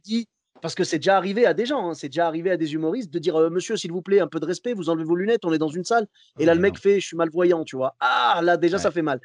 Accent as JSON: {"language": "French", "town": "Clermont-Ferrand", "region": "Auvergne-Rhône-Alpes", "country": "France", "also_born_or_lived": "Morocco", "moved": "as an adult", "lives_now": "Bordeaux, France", "said": "je suis originaire de Clermont-Ferrand à la base."}